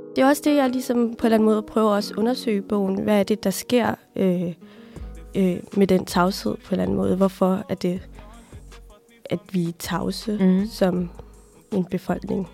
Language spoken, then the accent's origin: Danish; Aalborg, North Denmark Region, Denmark; also born or lived in Somalia; Jeg er fra Aalborg